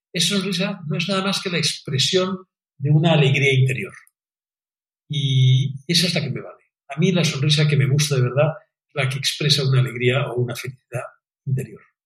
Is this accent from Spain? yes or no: yes; Catalonia, Spain; en España y en Cataluña especialmente nos equivocamos